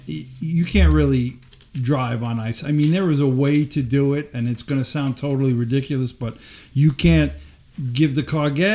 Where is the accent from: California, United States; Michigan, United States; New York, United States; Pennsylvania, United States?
New York, United States; moved away as an adult; now in Tennessee, United States; I'm from New York.